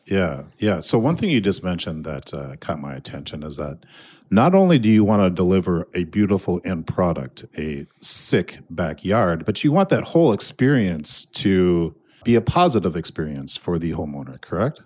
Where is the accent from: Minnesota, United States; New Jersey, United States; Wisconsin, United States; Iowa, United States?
Minnesota, United States; Annandale; I am sitting in Annandale, Minnesota, my hometown, Class of ninety-two.